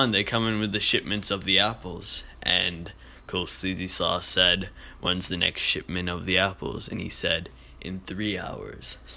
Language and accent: English; Nebraska, United States; Those those are homegrown in my uh, uh Nebraska, my home state.